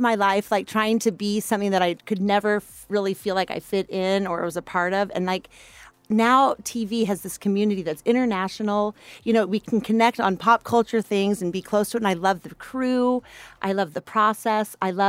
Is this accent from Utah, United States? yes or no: yes; Salt Lake City, Utah, United States; I was from Salt Lake City. I was a single mom in a landlocked state.